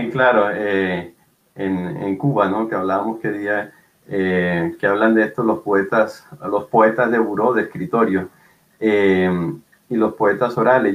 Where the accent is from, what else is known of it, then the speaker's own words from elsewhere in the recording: Barranquilla, Atlántico, Colombia; Yo soy de Barranquilla, una ciudad en el Caribe colombiano